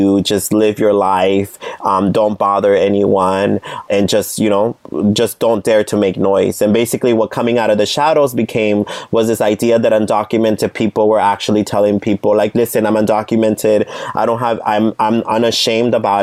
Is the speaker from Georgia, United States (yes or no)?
no; San Jose, California, United States; I grew up in Eastside San Jose